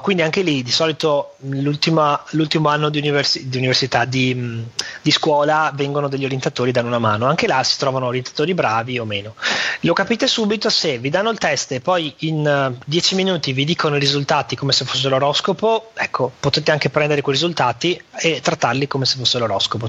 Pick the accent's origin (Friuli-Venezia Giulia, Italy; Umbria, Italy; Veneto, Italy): Veneto, Italy; Venice; un veneziano che è nato e cresciuto a Venezia